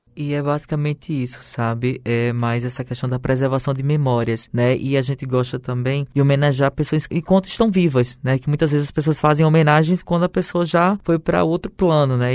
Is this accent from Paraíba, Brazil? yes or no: yes; Paraíba, Brazil; enquanto nordestino, enquanto paraibano